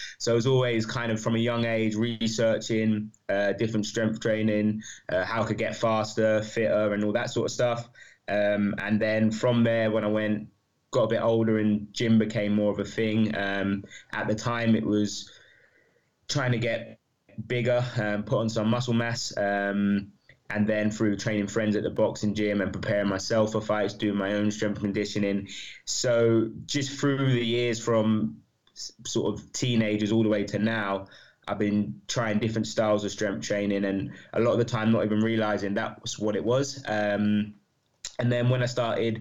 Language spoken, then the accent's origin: English; London, United Kingdom; moved away as an adult; also born or lived in New Zealand; now in Leeds, United Kingdom; I'm a Londoner, so from East London. Grew up there, went to uni in Leeds